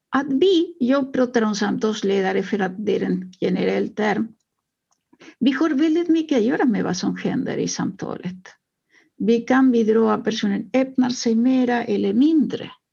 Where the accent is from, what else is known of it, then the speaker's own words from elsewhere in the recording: Uruguay; now in Sweden; Jag kommer eh, ursprungligen från Uruguay